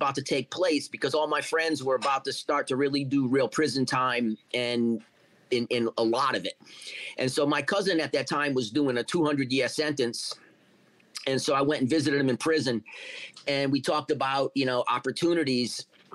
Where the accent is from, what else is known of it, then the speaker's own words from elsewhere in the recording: Warwick, Rhode Island, United States; moved away; Yeah, I'm from Rhode Island originally, from a neighborhood called Oakland Beach